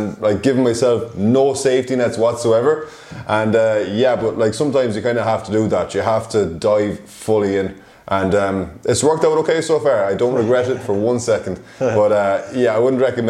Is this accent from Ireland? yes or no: yes; Ireland; moved away as an adult; I am from Ireland originally. I moved over here in July 2019